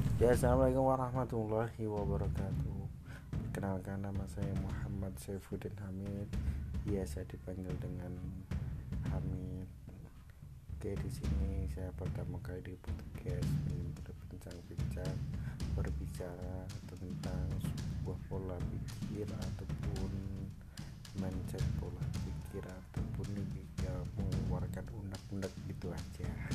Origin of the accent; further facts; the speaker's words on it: Klaten, Central Java, Indonesia; saya dari Klaten